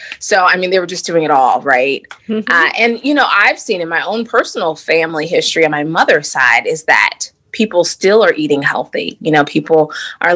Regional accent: Akron, Ohio, United States; moved away as an adult; now in Columbia, United States; I'm originally from Akron, Ohio, and I came down to sunny South

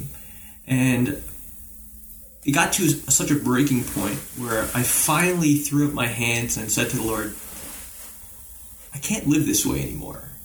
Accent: Englewood Cliffs, New Jersey, United States; I grew up here in Englewood Cliffs, New Jersey, Bergen County boy, Jersey boy

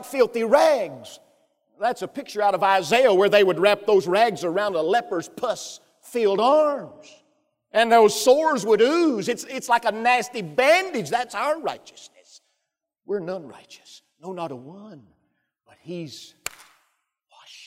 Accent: Pisgah, Alabama, United States; moved away; I'm from Pisgah, Alabama

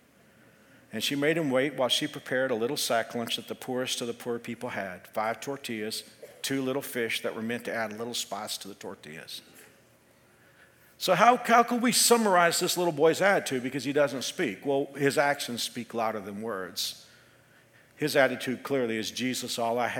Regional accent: Texas, United States; I'm from Texas. This is just my language.

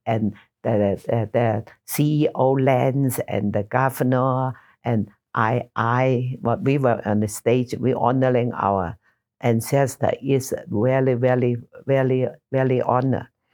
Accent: Taishan, Guangdong, China; also born or lived in Nassau, Bahamas; now in Utah, United States; Toy San, my hometown

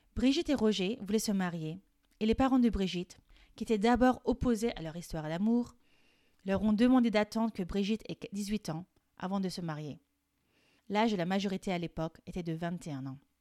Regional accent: France; Je suis française et coach de français

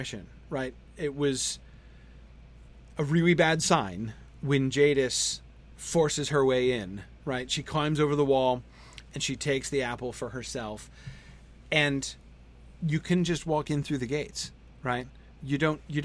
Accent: United States; as an American

